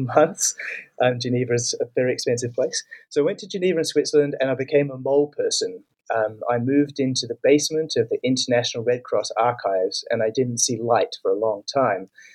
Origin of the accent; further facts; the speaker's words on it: New Zealand; I'm from New Zealand